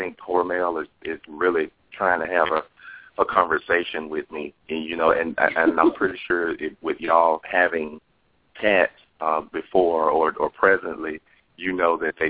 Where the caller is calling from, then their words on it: Los Angeles, California, United States; I'm calling from Los Angeles.